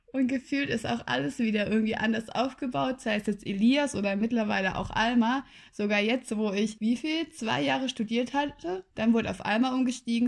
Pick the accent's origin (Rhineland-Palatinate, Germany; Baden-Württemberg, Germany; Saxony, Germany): Baden-Württemberg, Germany; Freiburg; moved away as an adult; also born or lived in Tübingen; in meiner Heimatstadt, also ich habe mir in Tübingen nichts Neues gesucht, weil ich komme aus Freiburg